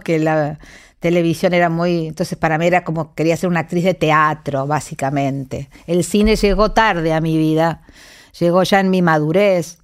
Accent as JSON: {"language": "Spanish", "region": "San Luis", "country": "Argentina", "tie": "born or raised there", "moved": "yes", "said": "mi infancia transcurrió en San Luis"}